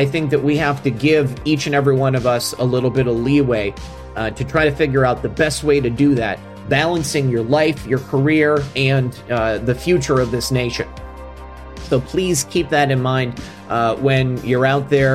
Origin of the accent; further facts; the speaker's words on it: Florida, United States; in Florida in my home state